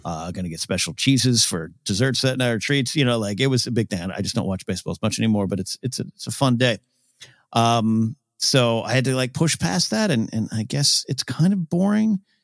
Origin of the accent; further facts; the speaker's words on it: Orange County, California, United States; I was this kid from Orange County or a little bit later when we moved to the beach